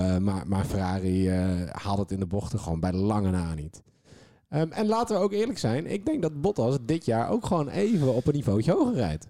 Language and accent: Dutch; Netherlands; als Nederlander